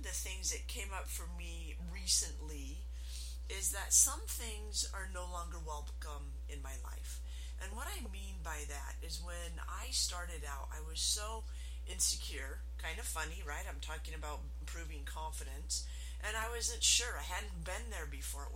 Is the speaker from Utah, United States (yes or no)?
yes; Utah, United States; I am from Utah, which is the MLM capital of the world